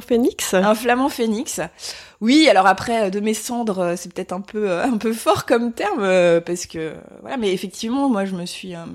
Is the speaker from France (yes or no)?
yes; Provence-Alpes-Côte d'Azur, France; mon enfance euh, en Provence.